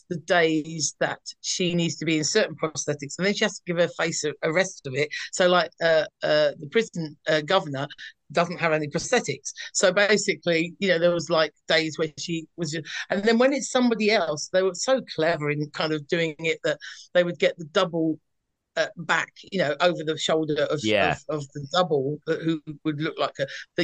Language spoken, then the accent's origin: English; London, United Kingdom; moved away as an adult; now in North of England, United Kingdom; I come from South East London, and at this point I had moved to up north where I live now.